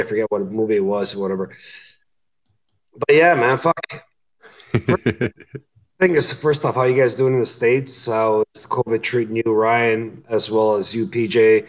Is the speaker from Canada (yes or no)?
yes; Canada; as a Canadian